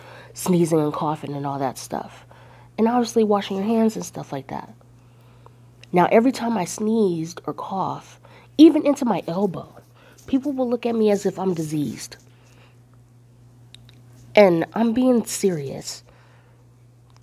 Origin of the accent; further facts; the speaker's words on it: Northern California, United States; I grew up in California, northern part